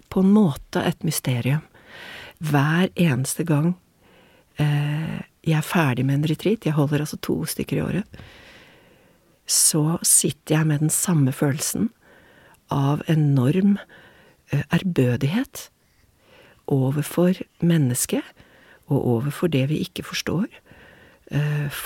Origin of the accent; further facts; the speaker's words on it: Oslo, Norway; moved away as an adult; now in Venice, Italy; Min mor er italiensk, er italiensk men jeg er oppvokst